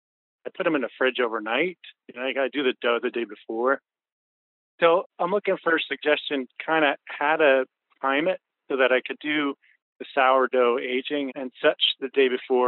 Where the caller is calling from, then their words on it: Highland, New York, United States; I'm calling from Highland, New York.